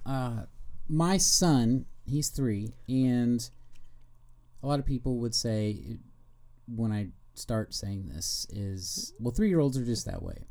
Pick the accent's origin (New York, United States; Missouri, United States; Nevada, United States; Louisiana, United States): Missouri, United States; Kansas City; I'm from Kansas City